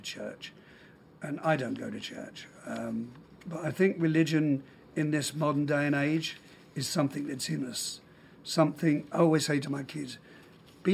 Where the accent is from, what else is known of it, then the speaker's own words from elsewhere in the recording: London, United Kingdom; I was born in London. I have a Scottish father